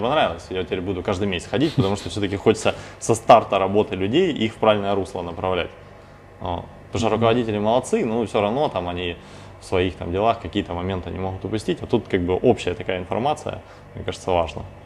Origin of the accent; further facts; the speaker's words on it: Novocherkassk, Rostov Oblast, Russia; now in Rostov-on-Don, Russia; я сам родом из Новочеркасска, это пригород Ростова